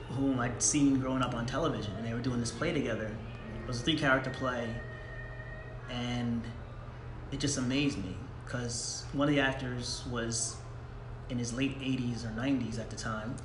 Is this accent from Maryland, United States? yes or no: no; Long Island, New York, United States; born and raised in New York